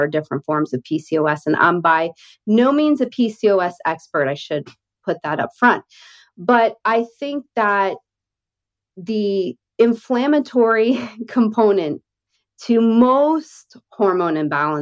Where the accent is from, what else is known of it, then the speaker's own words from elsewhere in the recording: Northeast, United States; now in Deep South, United States; I grew up in the Northeast